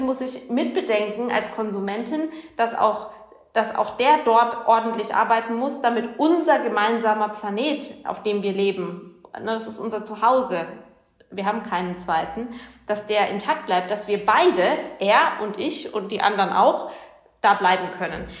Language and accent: German; Germany; bei uns in Deutschland